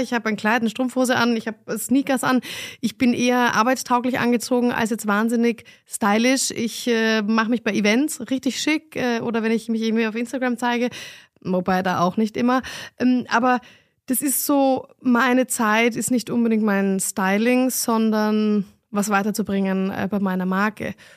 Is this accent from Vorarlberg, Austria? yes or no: no; Vienna, Austria; moved away as an adult; now in Berlin, Germany; ich bin Wienerin